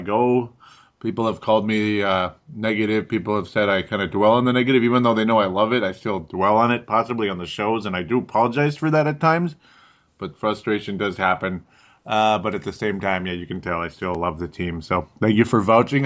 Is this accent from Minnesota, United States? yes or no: yes; Golden Valley, Minnesota, United States; accent: Minnesota; I've got a Minnesota accent. I'm from Golden Valley, Minnesota.